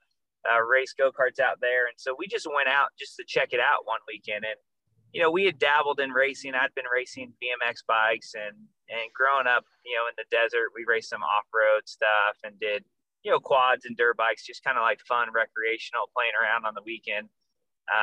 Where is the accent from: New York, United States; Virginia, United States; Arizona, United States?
Arizona, United States; I grew up in Arizona